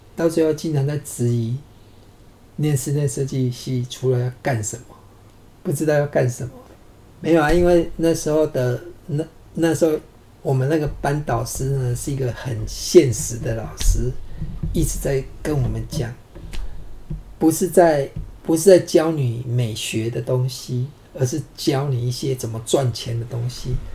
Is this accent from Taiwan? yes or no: yes; Pingtung County, Taiwan; 我们屏东那边